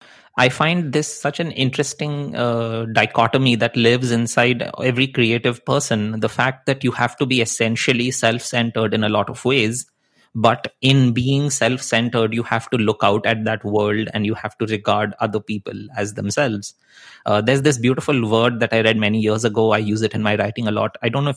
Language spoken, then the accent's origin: English; India; English is a second language; moved away as an adult; also born or lived in Netherlands / Chicago / Wisconsin; now in Vancouver, Canada; so I came from India, I went to study in the Netherlands, and then I jumped ship and I came to Chicago. I lived in Wisconsin, and now I'm in Vancouver, Canada.